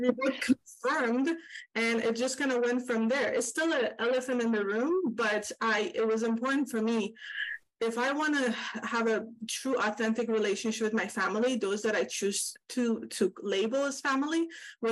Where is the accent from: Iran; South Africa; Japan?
Iran; now in California, United States; I grew up in Iran